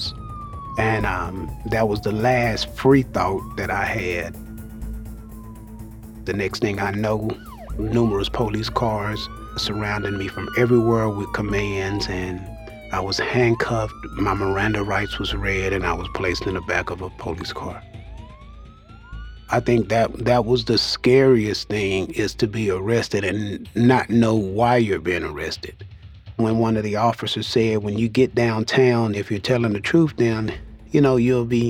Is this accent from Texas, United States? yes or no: yes; Dallas, Texas, United States; I'm from Dallas, Texas. Growing up, I stayed in Oak Cliff with my mom, dad, and two younger brothers and an older sister